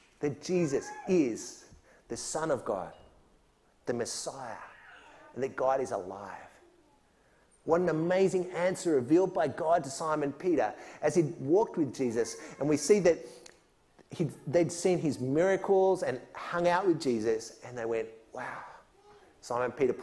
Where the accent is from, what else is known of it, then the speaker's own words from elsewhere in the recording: Australia; moved away as an adult; also born or lived in Mexico; I'm an Aussie. I grew up my whole young life here